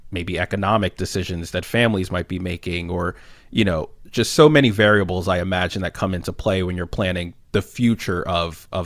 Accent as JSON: {"language": "English", "town": "Philadelphia", "region": "Pennsylvania", "country": "United States", "said": "I was from Philadelphia"}